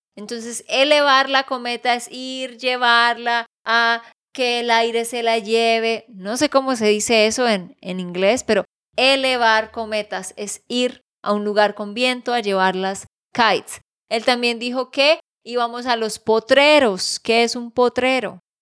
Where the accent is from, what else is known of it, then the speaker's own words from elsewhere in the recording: Santander, Colombia; also born or lived in Barranquilla; de Santander, Colombia.